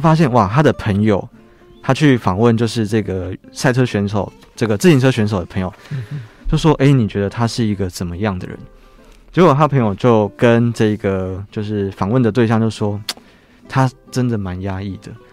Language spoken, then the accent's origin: Chinese; Taiwan; 对我们台湾人，特别是如果你人很好的